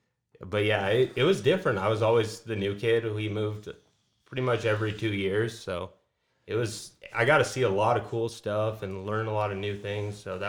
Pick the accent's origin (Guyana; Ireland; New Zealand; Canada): Canada; No, I'm Canadian, and I've lived all over the place.